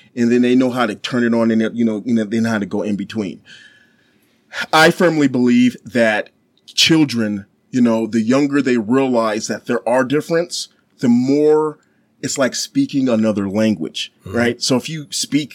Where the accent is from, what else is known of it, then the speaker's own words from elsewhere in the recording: Ogden, Utah, United States; also born or lived in Dorchester, Massachusetts; growing up in Utah